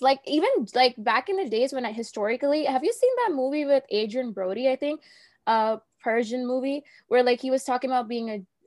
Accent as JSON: {"language": "English", "region": "New Jersey", "country": "United States", "said": "I'm from New Jersey"}